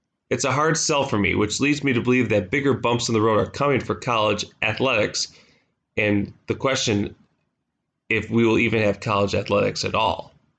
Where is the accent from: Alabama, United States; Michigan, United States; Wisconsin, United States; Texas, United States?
Wisconsin, United States; It's my home state. It's a great team. It's a great program.